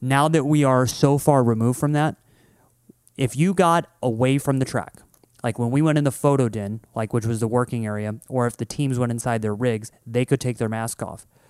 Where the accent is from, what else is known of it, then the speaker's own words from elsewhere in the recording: Midwest, United States; growing up in the Midwest